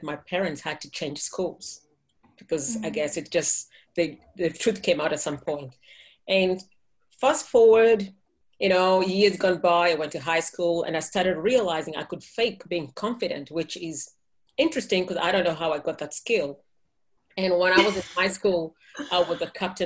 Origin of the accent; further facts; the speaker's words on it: Kenya; moved away; I'm from Kenya.